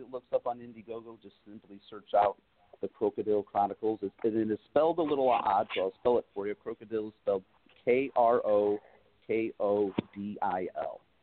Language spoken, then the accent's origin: English; Valparaiso, Indiana, United States; from Indiana that I've my home state